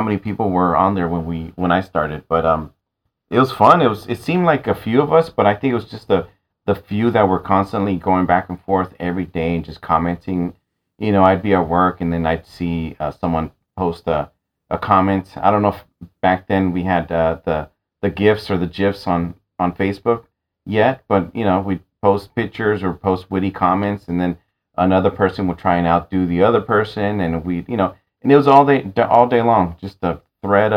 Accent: San Francisco, California, United States; I grew up in San Francisco.

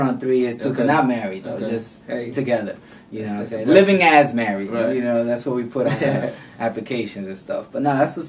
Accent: New York City, New York, United States; I grew up in the South Bronx, and it was like a lot of violence, drugs, and all that.

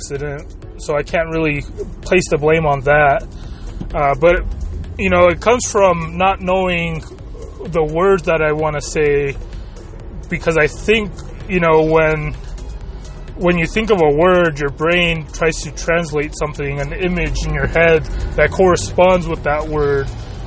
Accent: United States; first language Spanish; English is a second language; up till the age of three, basically, when I moved here to the United States.

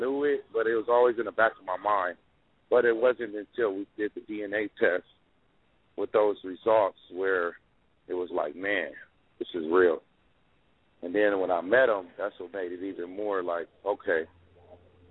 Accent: Compton, California, United States; I grew up in Compton, and I moved around a lot at a young age

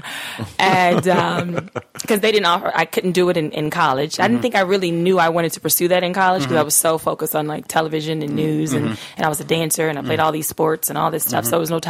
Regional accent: Lake Charles, Louisiana, United States; Well, I'm from Louisiana, a little town called Lake Charles in Southwest Louisiana.

